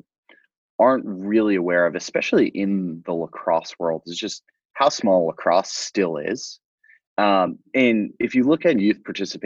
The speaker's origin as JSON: {"language": "English", "area": "Fire Island, Long Island", "region": "New York", "country": "United States", "tie": "born or raised there", "said": "I grew up on Fire Island, which is a small resort island off the south shore of Long Island"}